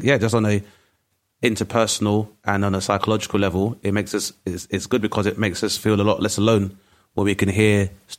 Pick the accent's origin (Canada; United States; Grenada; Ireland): Grenada; now in United Kingdom; Obviously, Gina being Nigerian, Lenny being Jamaican, myself being from Grenada, just for an example, is that there is nuance to each one of those stories.